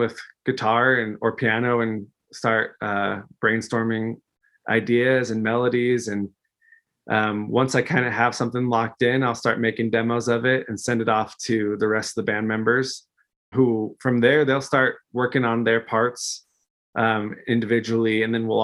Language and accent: English; just outside of Denver, Colorado, United States; I'm originally from Colorado, just outside of Denver